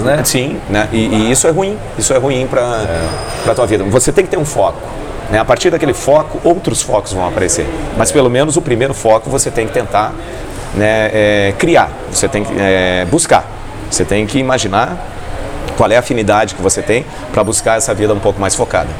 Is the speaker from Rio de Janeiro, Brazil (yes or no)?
no; Porto Alegre, Rio Grande do Sul, Brazil; moved away as an adult; now in Foz do Iguaçu, Brazil; Eu morei muitos anos em Porto Alegre né? e nasci em Porto Alegre